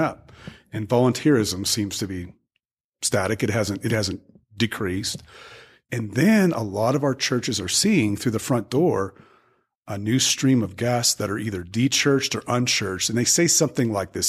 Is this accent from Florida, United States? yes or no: no; Albuquerque, New Mexico, United States; also born or lived in Dallas, Texas / Seattle, Washington; came back home to my hometown of Albuquerque, New Mexico